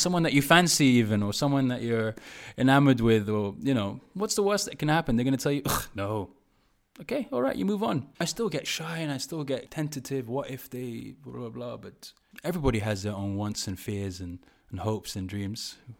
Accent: London, United Kingdom; growing up in Park Royal in Acton

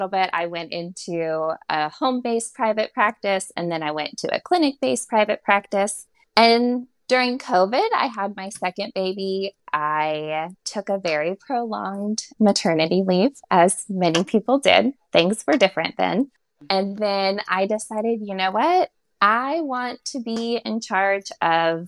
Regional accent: Florida, United States; moved away as an adult; also born or lived in Alabama; now in Nashville, United States; I am born and raised in Florida.

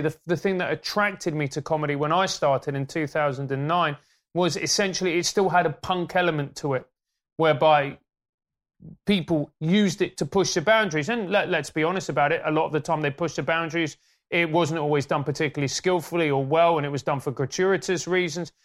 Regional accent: Venezuela; now in United Kingdom; When I grew up in Venezuela, it was a capitalist

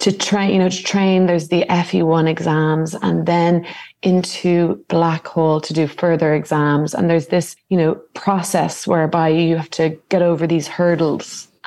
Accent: Dublin, Leinster, Ireland; moved away as an adult; now in Algarve, Portugal; I grew up in Dublin and I went to school locally. I was living in Goatstown

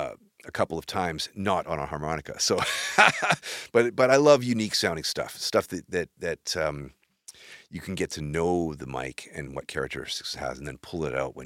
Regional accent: Maple Ridge, British Columbia, Canada; also born or lived in Vancouver; now in Kamloops, Canada; I grew up in Maple Ridge.

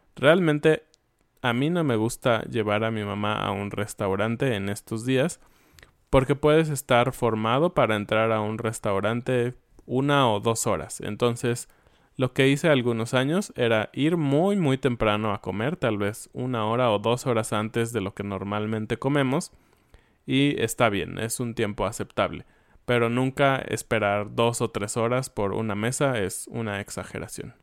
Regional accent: Mexico; nosotros, como mexicanos

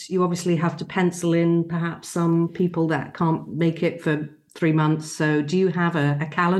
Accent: London, United Kingdom; now in Monmouth, United Kingdom; Well, I'm joining you today from Monmouth, which is in Wales, although I'm from London originally.

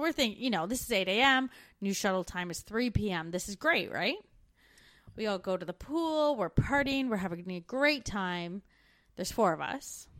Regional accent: Canada; moved away as an adult

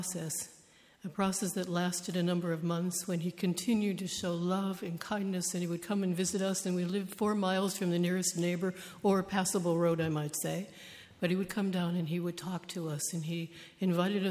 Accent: United States; I was born and raised in the United States

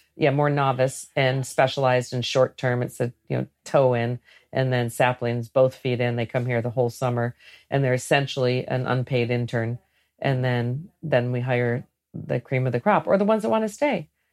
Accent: Great Lakes, United States; I grew up in the Great Lakes

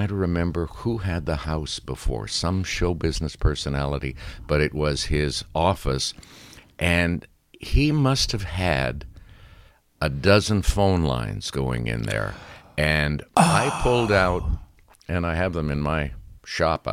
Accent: Sudbury, Ontario, Canada; moved away as an adult; also born or lived in Toronto; Sudbury, my hometown

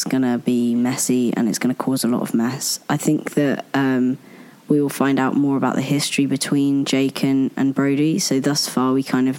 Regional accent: United Kingdom; as a British person

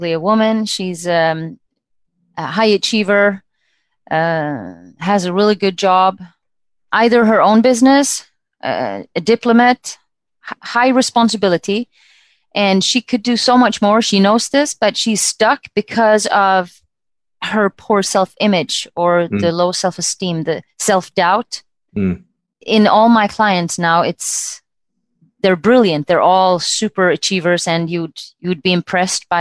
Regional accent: Sweden; moved away as an adult; also born or lived in United States; now in Luxembourg; So I'm originally from Sweden. I left when I finished school.

